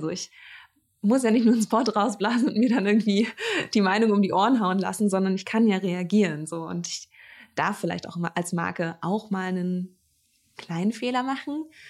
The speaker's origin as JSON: {"language": "German", "town": "Greifswald", "region": "Mecklenburg-Vorpommern", "country": "Germany", "tie": "born or raised there", "said": "in meiner Heimatstadt ähm, äh, in Greifswald"}